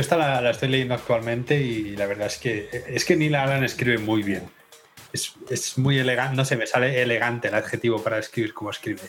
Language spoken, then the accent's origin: Spanish; Spain; now in Denmark; somos españoles